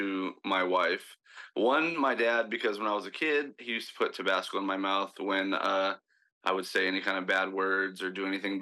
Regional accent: San Diego, California, United States; moved away as an adult; now in Hawaii, United States; I'm originally from San Diego

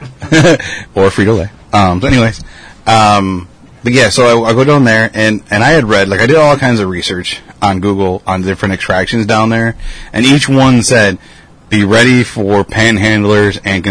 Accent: Rockford, Illinois, United States; I'm like, yeah.

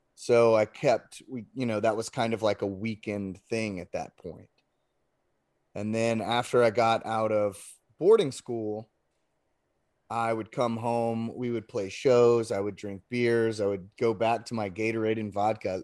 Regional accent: Lafayette, Louisiana, United States; I was born in Lafayette

